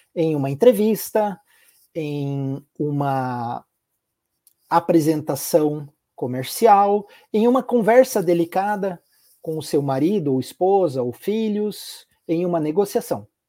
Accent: Curitiba, Paraná, Brazil; also born or lived in Italy; Eu sou natural aqui de Curitiba, no Paraná, sou de família italiana, então eu nasci e fui criado em Curitiba

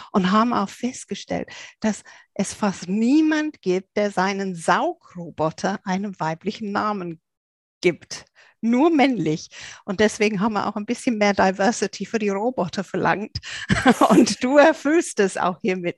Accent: England, United Kingdom; moved away; ich bin ja Engländerin

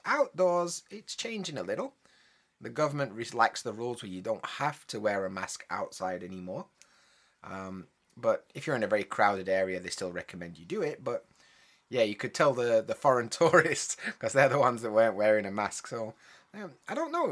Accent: United Kingdom; I'm from the U K

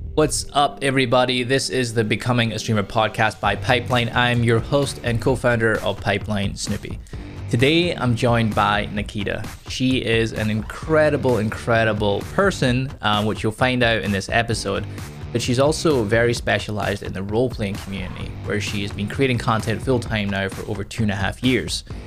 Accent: Scotland, United Kingdom; I grew up in the U K, so in Scotland.

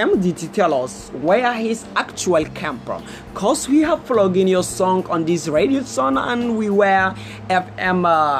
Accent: Northern Nigeria, Nigeria; now in India; I come from Northern Nigeria. I come from Northern Nigeria.

